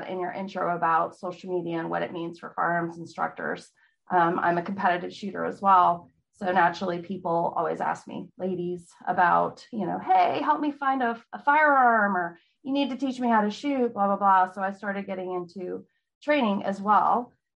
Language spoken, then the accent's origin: English; California, United States; also born or lived in Virginia; now in Texas, United States; Well, I live in Texas. I'm not from here. I'm from California, then Virginia. So military kid. Live in Texas for about 8 years with my husband.